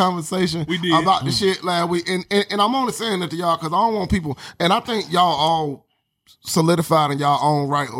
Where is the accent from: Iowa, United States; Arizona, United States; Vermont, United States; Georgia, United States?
Georgia, United States; Atlanta; now in Portland, United States; I'm from Atlanta